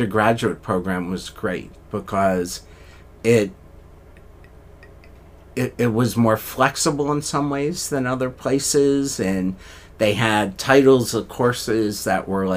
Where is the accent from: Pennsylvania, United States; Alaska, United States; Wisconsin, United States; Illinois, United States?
Pennsylvania, United States; Philadelphia; moved away; I grew up in Philadelphia, went to college